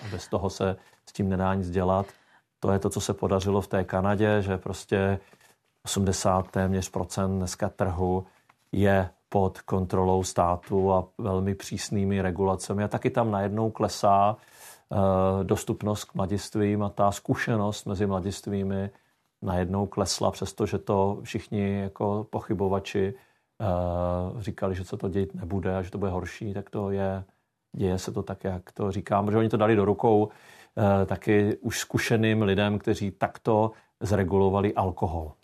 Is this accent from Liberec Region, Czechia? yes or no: no; South Moravian Region, Czechia; já jsem z Jižní Moravy